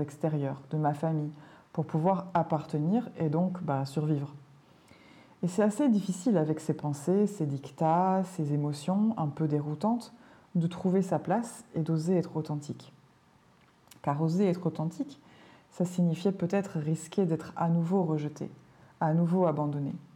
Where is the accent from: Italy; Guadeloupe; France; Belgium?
Belgium; Je suis née en Belgique, un petit pays au cœur de l'Europe, dans lequel on parle trois langues. Et j'ai été adoptée par une famille italienne qui avait émigré en Belgique dans les années 60. Donc j'ai grandi dans un environnement complètement multilingue